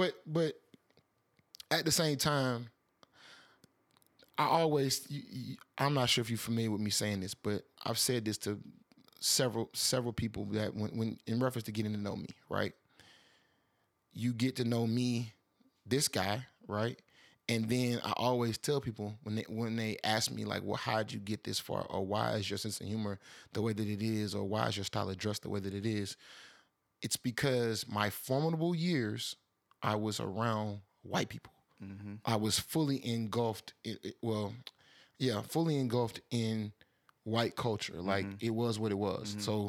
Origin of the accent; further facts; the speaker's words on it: Atlanta, Georgia, United States; also born or lived in Alabama; I'm from Atlanta